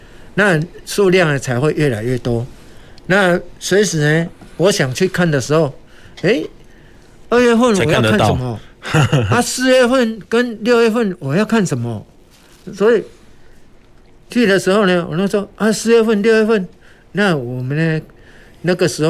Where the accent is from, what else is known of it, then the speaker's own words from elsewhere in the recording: Taiwan; 但是我们台湾人呢，就有一个很好的习惯，尝鲜美。